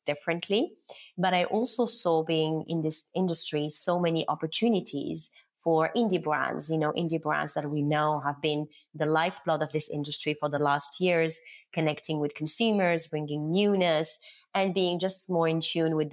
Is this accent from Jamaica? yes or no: no; Morocco; moved away as an adult; also born or lived in Paris, France; I was born and raised in Morocco. So I am Moroccan